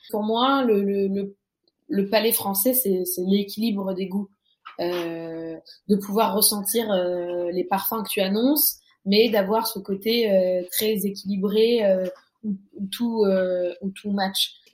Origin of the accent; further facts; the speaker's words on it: France; même si je, je, suis née et j'ai grandi en France, euh, j'ai la chance que mes parents me, on va dire, me lâchent dans la nature euh, marocaine quand depuis que je suis toute petite.